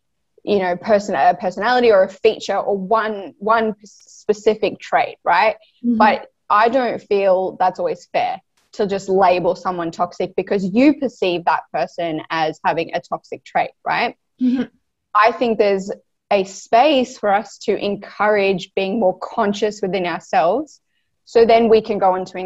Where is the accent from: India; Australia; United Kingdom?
Australia; I am from Australia